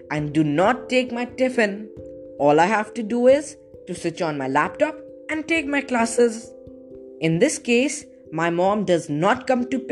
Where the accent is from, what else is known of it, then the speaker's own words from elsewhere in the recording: India; from India